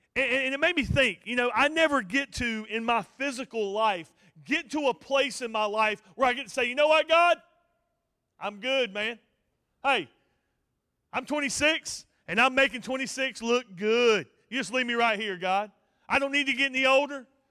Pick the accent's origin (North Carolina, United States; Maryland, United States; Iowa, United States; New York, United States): North Carolina, United States; Ophir; I'm from Montgomery County, and, uh, a little place called Ophir, right in the middle of the U R A National Forest. Real tight knit community. Uh, everybody knows everybody, and, uh, I was born and raised there